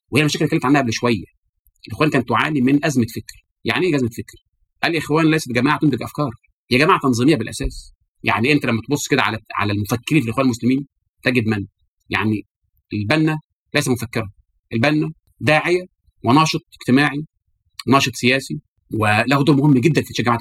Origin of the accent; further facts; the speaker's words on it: Algeria; جمعيه المسلمين عندنا في الجزائر